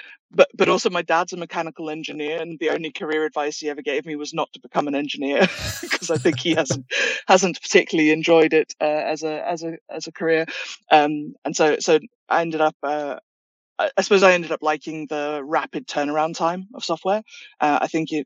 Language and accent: English; South Africa; moved away; I'm South African originally, which makes me fluent in many languages. We have 11 national languages back home